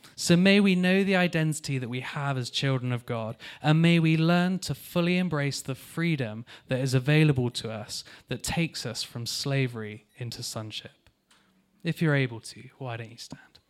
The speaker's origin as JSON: {"language": "English", "town": "Taunton", "region": "South West England", "country": "United Kingdom", "moved": "yes", "said": "I'm from Taunton in Somerset. That's where I came from"}